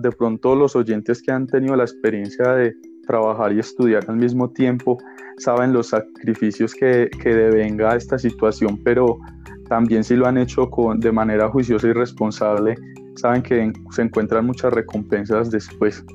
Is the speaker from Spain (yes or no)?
no; Colombia; soy de Colombia